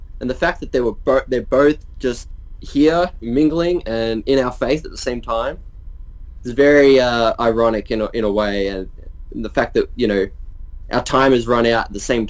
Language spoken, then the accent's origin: English; Australia; We're Aussie larrikins